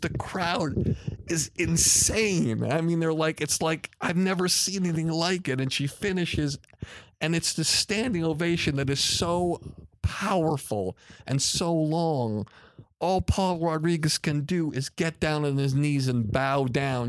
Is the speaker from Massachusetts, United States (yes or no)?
yes; Longmeadow, Massachusetts, United States; as a young boy growing up in Long Meadow, Massachusetts